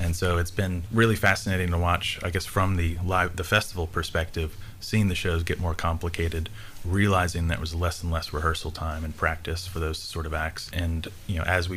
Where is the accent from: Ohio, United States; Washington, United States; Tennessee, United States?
Tennessee, United States; I'm originally from Tennessee, was here through high school, moved away for college